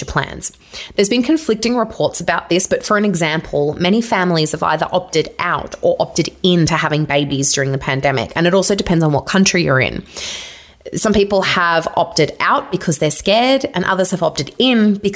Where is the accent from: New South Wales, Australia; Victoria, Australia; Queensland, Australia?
Victoria, Australia; I'm also from Victoria, and that was the hard lockdown state